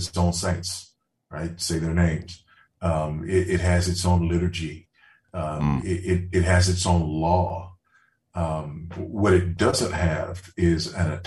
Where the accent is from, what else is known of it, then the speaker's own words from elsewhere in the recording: Los Angeles, California, United States; also born or lived in Houston, Texas / San Antonio, Texas; now in Zambia; I grew up in Los Angeles, spent most of my life in Houston. Went to high school there in San Antonio